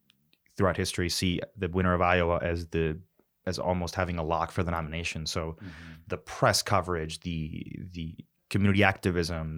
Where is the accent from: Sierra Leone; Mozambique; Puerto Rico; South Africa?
Puerto Rico; Bayamón; moved away as an adult; now in Chicago, United States; I'm originally from Bayamón. I moved to Chicago about 2.5 years ago for grad school